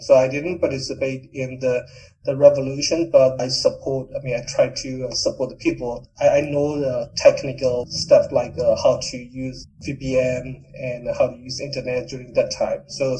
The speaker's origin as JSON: {"language": "English", "town": "Mandalay", "region": "Mandalay Region", "country": "Myanmar", "tie": "born or raised there", "said": "I was born and raised in Mandalay. It is kind of the city in the central of Myanmar."}